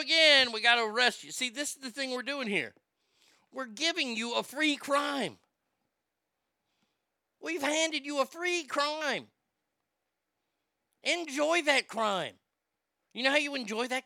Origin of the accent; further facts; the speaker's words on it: Texas, United States; I grew up in Texas